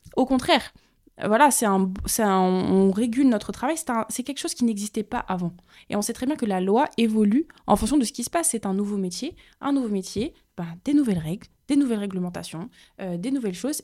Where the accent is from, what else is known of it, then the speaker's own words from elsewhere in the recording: France; venant des Outre-mer et surtout de deux îles qui sont totalement à l'opposé